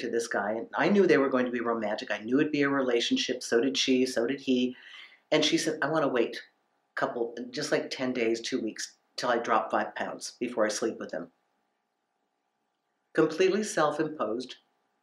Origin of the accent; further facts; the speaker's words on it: United States; Growing up in America